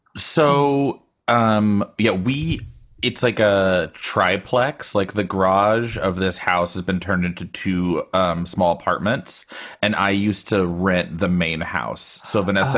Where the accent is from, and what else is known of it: Austin, Texas, United States; now in Bay Area, United States